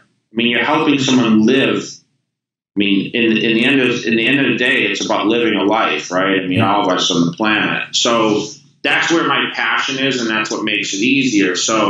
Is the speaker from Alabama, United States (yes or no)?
no; Massachusetts, United States; now in California, United States; You know, I came from Massachusetts to California the same exact way.